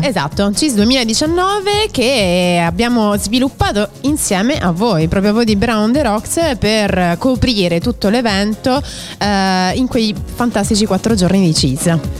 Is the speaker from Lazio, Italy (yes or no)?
yes; Rome, Lazio, Italy; sono di Roma, orgogliosamente romana